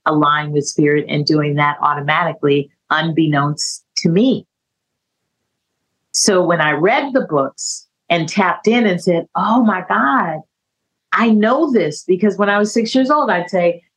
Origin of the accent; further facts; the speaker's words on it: California, United States; moved away as an adult; also born or lived in San Francisco; I was from California